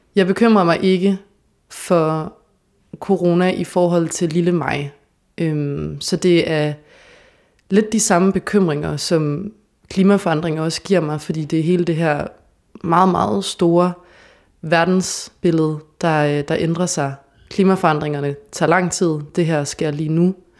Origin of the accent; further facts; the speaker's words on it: Odense, Southern Denmark, Denmark; moved away as an adult; also born or lived in Copenhagen; now in Aarhus, Denmark; jeg kommer fra Odense